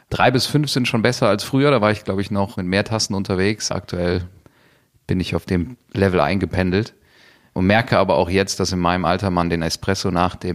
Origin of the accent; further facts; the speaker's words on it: Cologne, North Rhine-Westphalia, Germany; born there; Ähm, ich bin äh, hier in Köln geboren, ähm, habe das im Pass stehen. Das hat für Kölner ja doch auch eine gewisse Bedeutung.